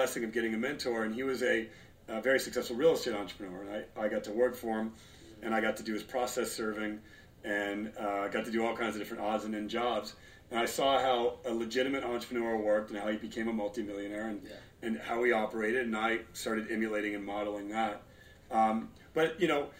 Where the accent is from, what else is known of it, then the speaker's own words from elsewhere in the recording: Los Angeles, California, United States; also born or lived in Torrance, California / Detroit, Michigan; I was born in Torrance, grew up in the Valley, and now we're in the Hollywood Hills.